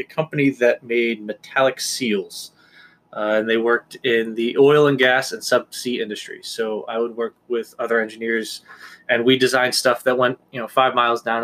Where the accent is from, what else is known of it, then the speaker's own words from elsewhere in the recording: Washington Depot, Connecticut, United States; now in Southbury, United States; I am born and raised in Washington Depot, Connecticut.